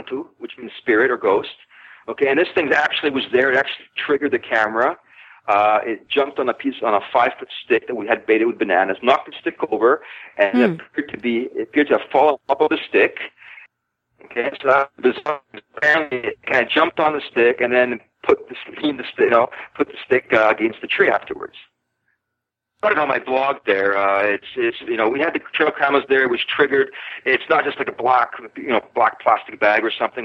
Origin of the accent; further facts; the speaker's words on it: British Columbia, Canada; now in Thailand; I'm from British Columbia